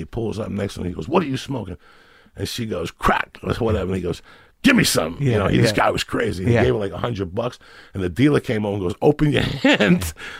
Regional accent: New York, United States; also born or lived in Colorado; that was a special thing about growing up in New York those days.

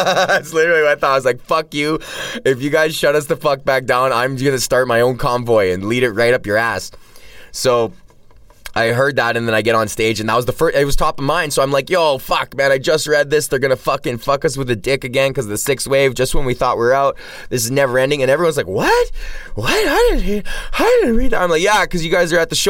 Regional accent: Alberta, Canada; I'm from Alberta

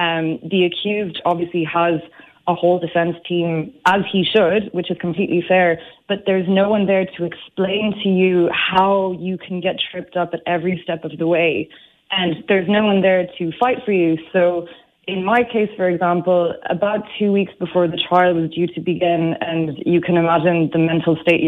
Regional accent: France; But it's interesting you say in this country, because, and you would never tell from my accent, I'm actually French. And in my country, it's just as bad.

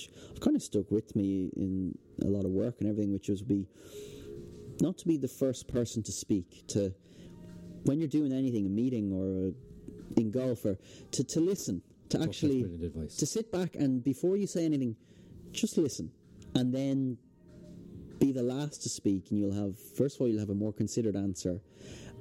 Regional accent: Dublin, Leinster, Ireland; also born or lived in Ventry, Kerry / Melbourne; I grew up in Dublin at a different time

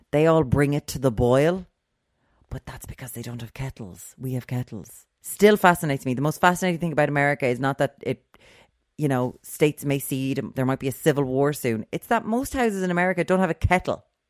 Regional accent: Limerick, Munster, Ireland; we're from Limerick, we're the Wild West

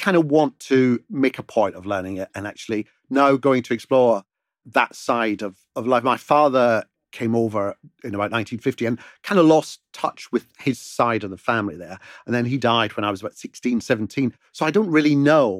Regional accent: Glasgow, Scotland, United Kingdom; moved away as an adult; also born or lived in England / United States; growing up in Glasgow, in an Italian community

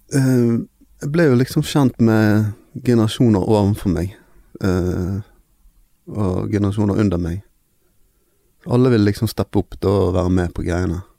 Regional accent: Bergen, Vestland, Norway; vi er fra Fjorden

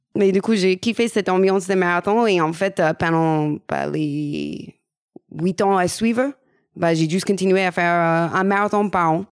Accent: United States; French is a second language; moved away as an adult; also born or lived in Paris region, France; now in France; je suis américaine

